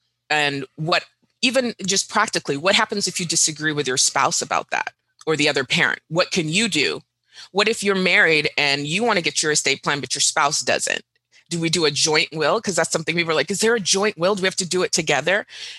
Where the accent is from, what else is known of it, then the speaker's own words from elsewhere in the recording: Dubai, United Arab Emirates; also born or lived in Doha, Qatar / Riyadh, Saudi Arabia; Fun fact, Jim, I grew up in the Middle East. So I grew up in Dubai and in Doha, Qatar, Riyadh, Saudi Arabia.